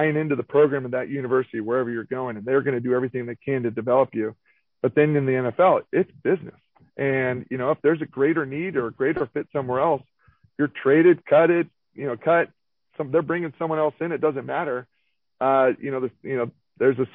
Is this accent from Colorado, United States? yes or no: no; Sonoma, California, United States; I'm from Sonoma.